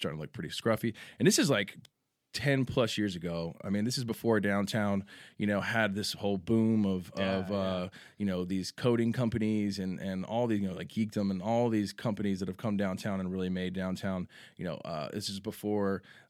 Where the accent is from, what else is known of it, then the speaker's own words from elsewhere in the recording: San Antonio, Texas, United States; also born or lived in Grapevine; I was born in Grapevine, obviously. Texas, born in Texas, raised in San Antonio. I wasn't born here, but been here since I was a baby.